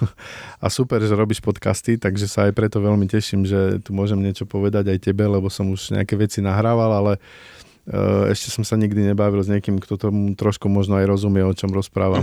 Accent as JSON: {"language": "Slovak", "country": "Slovakia", "said": "Ja pochádzam z Tatier"}